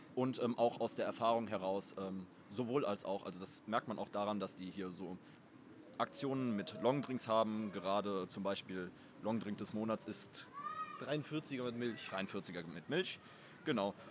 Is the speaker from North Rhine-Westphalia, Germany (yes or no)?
yes; Cologne, North Rhine-Westphalia, Germany; wir beide als Nord- und Ostkölner sind ja, äh, nicht hier gebürtige Südstädter.